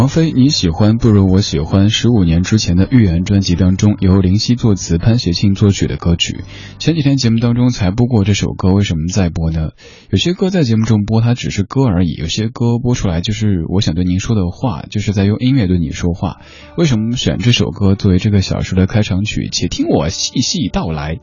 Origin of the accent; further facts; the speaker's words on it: Sichuan, China; now in Beijing, China; 作为正宗的四川人